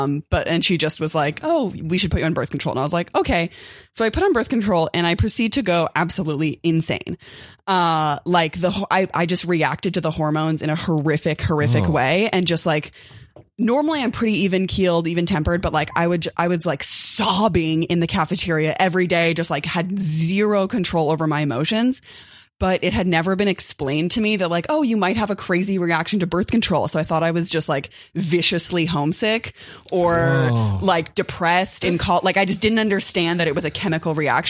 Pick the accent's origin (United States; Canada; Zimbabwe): United States; Los Angeles, California; also born or lived in New Orleans; So I grew up in Los Angeles. I grew up in Koreatown. And I got a scholarship to attend Tulane University in New Orleans. And I had never spent time in the South.